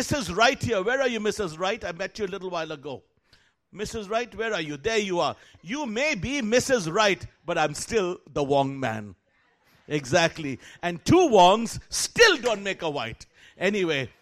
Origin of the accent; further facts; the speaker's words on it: Kolkata, West Bengal, India; moved away; I was born and raised in Calcutta, India, raised by missionaries Mark and Huldah Bunting